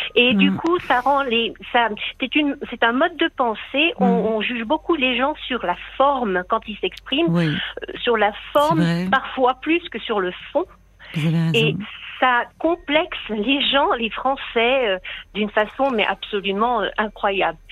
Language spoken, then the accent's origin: French; France; moved away as an adult; now in Helsinki, Finland; je suis française. Ah. J'habite en Finlande depuis 40 euh, ans.